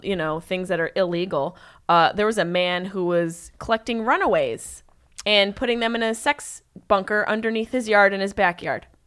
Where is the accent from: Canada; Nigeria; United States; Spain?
United States; Syracuse, New York; I am from upstate New York, Syracuse.